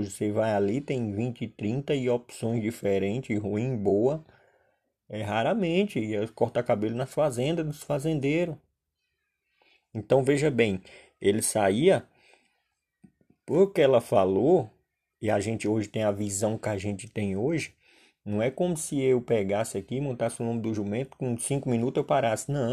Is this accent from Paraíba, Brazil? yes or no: yes; Solânea, Paraíba, Brazil; Quem mora no Nordeste, que nem eu sou natural de Solânia